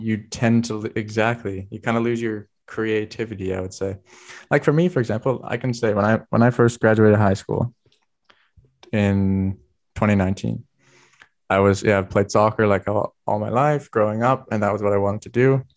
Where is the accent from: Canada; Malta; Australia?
Canada; Vancouver Island, British Columbia; moved away as an adult; now in Germany; I come from Vancouver Island